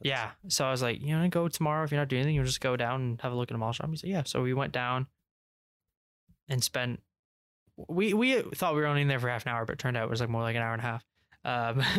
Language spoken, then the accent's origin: English; England, United Kingdom; we're English